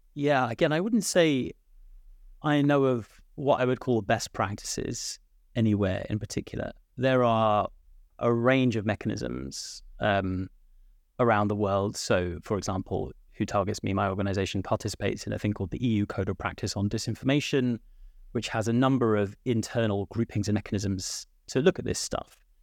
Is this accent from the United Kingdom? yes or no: yes; United Kingdom; now in Ireland; I'm sat here in, in, uh, Ireland, but from my accent, uh, I'm from the U K